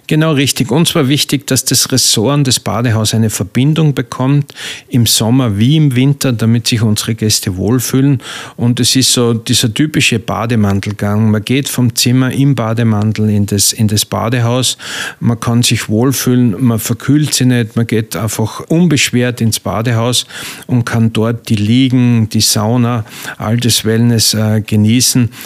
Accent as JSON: {"language": "German", "region": "Styria", "country": "Austria", "tie": "born or raised there", "also_born_or_lived": "South Africa / Switzerland / Baden bei Wien", "moved": "yes", "lives_now": "Pörtschach am Wörthersee, Austria", "said": "ich bin ein geborener Steirer"}